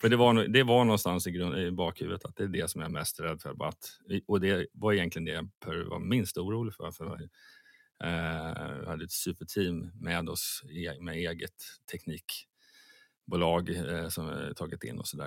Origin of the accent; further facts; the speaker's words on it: Sweden; Som svensk